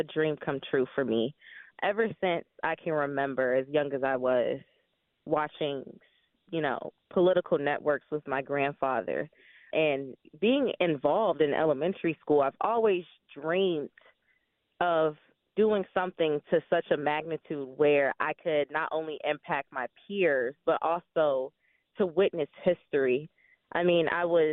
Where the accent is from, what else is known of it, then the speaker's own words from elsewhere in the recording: Newport News, Virginia, United States; moved away as an adult; now in Norfolk, United States; I am originally from Newport News, Virginia, and I've been in Norfolk for the past three, almost 4 years.